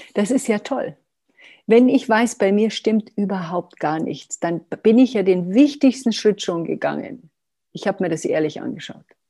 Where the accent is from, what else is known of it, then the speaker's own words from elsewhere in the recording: Germany; wir sind auch Deutsche